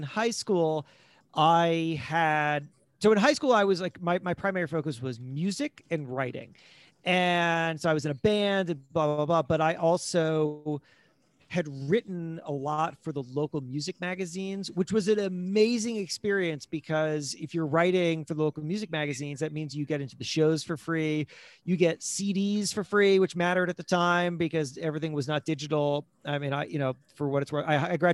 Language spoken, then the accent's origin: English; South Florida, United States; moved away as an adult; also born or lived in Worcester, Massachusetts; now in New York, United States; I grew up in South Florida